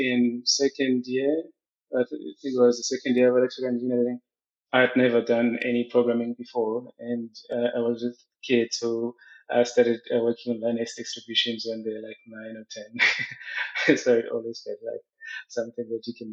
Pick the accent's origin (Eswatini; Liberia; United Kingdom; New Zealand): Eswatini; moved away as an adult; now in South Africa; I grew up in Swaziland. Swaziland is my home